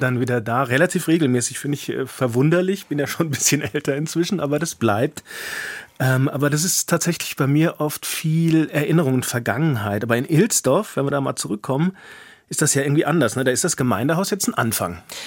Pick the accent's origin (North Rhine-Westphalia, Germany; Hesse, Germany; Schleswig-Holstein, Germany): Hesse, Germany; accent: Hessisch; bin auch zugezogen, aber im Kindesalter und bin dann quasi aber so in der Schule und so weiter, habe ich dann schon sehr sehr viel Hessisch mitgekriegt